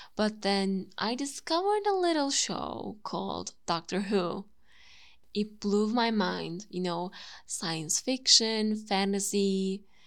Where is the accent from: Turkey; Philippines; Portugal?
Turkey; first language Turkish; English is a second language; My native language is Turkish